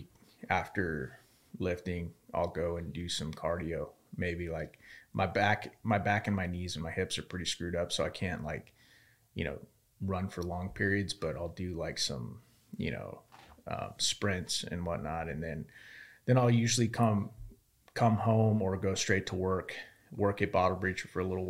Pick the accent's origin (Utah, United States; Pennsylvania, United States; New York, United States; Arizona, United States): Arizona, United States; Yuma; moved away; growing up in Yuma